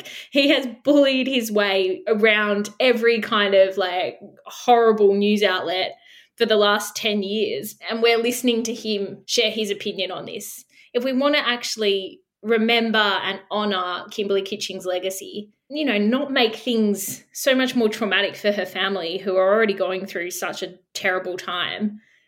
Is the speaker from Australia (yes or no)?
yes; Australia; it's so political and it's so ugly and so low being Australian when you see our politicians act like this.